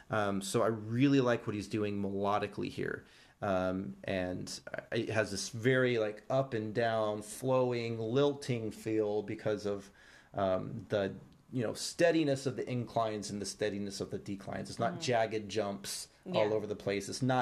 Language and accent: English; Brazil; English is a second language; I'm from Brazil. I don't know what a cowboy's cliche is.